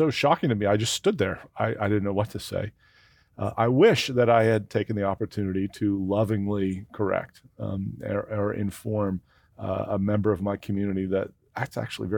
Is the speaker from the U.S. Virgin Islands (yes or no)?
no; Canada; Especially when we're Canadian.